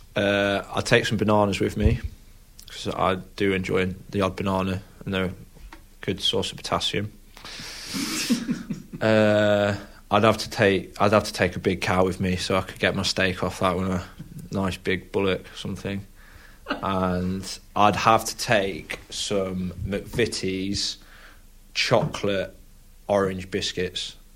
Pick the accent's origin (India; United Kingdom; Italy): United Kingdom; Lincoln, East Midlands; I was born in Lincoln